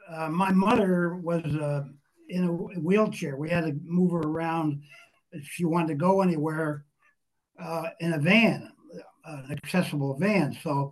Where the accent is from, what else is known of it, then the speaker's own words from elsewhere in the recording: Newton, New Jersey, United States; my hometown, Newton, New Jersey. Had the goat in our tiny little backyard. We had a Victorian house on a 50 by 150 foot lot.